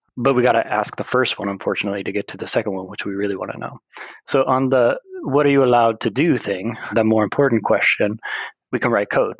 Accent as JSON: {"language": "English", "country": "United States", "moved": "yes", "lives_now": "Sweden", "said": "I am an American living in the Kingdom of Sweden"}